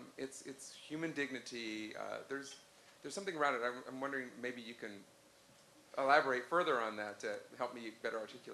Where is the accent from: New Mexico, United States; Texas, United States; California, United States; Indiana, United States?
New Mexico, United States; Santa Fe; moved away as an adult; also born or lived in Stanford; I grew up in Santa Fe, New Mexico, and, you know, I grew up, I came to Stanford